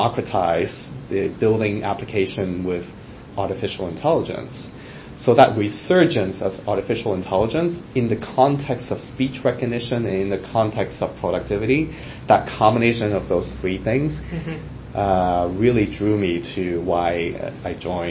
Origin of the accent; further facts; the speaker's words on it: Hong Kong; now in United States; growing up in Hong Kong, where I was born